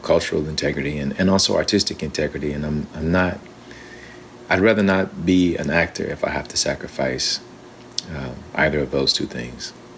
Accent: Alabama, United States; I'm from Alabama, and so and my grandfather was a preacher, and so we yeah we grew up in that kind of a tradition

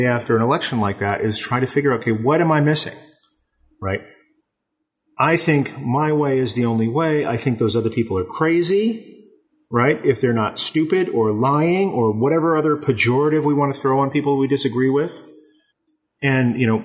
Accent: East Texas, United States; now in Southern California, United States; even though I live in Southern California, I grew up in East Texas

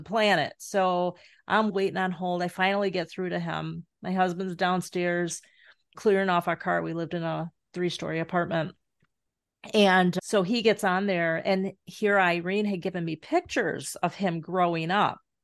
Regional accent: Carol Stream, Illinois, United States; also born or lived in Glendale Heights, Illinois / Florida; now in Superior, Wisconsin, United States; I grew up in the, um, western suburbs of Chicago, Carroll Stream, Glendale Heights

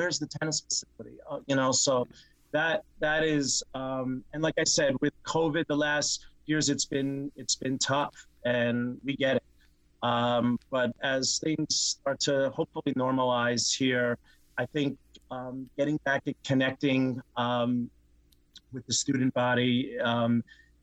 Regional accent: New York, United States; moved away; growing up in New York, what changed my life was going to the Columbia matches when I was a kid

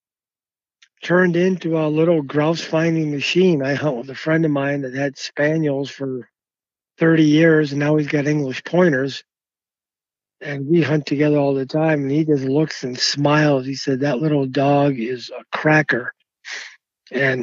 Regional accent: Massachusetts, United States; moved away; also born or lived in Maine; I grew up in Massachusetts at first, had dogs all my life

